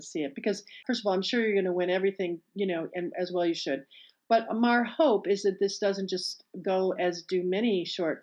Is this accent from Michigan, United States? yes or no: yes; Bloomfield Hills, Michigan, United States; I grew up in Detroit. Bloomfield Hills.